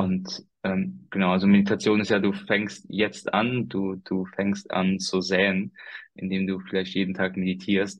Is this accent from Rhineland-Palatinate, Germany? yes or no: yes; Koblenz, Rhineland-Palatinate, Germany; hier in meiner Region, wo ich herkomme, also aus dem Raum Koblenz